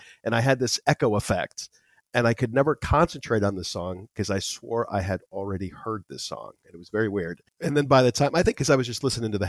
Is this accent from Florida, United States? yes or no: yes; Daytona Beach, Florida, United States; also born or lived in Tampa, Florida; I grew up in Daytona Beach, outside of Daytona Beach, actually.